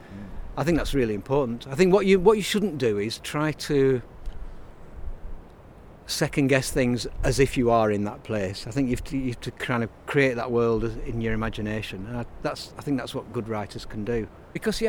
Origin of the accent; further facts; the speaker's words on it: Burnley, North West England, United Kingdom; moved away as an adult; now in Leeds, United Kingdom; I'm from Lancashire, I'm from Burnley